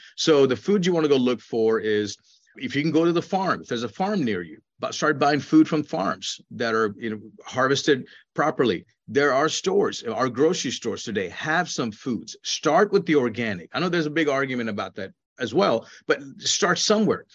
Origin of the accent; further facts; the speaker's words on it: India; moved away; When I was a child growing up in India